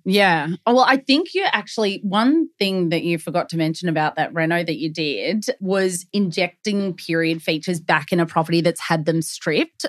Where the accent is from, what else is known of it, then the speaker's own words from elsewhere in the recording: Melbourne, Victoria, Australia; Born and bred in Melbourne, we live and breathe property